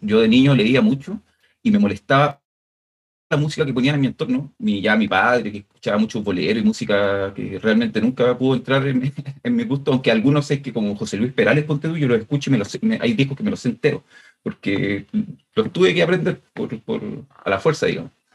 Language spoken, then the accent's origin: Spanish; Chile; acá en Chile